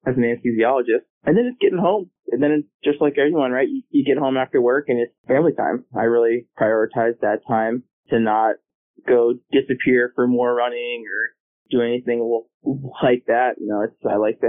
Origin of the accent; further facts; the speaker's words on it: New York, United States; now in Virginia, United States; I'm from New York originally, about an hour outside New York City